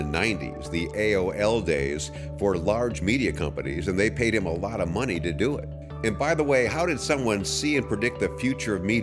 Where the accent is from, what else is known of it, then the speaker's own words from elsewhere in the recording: Philadelphia, Pennsylvania, United States; I grew up in Philadelphia.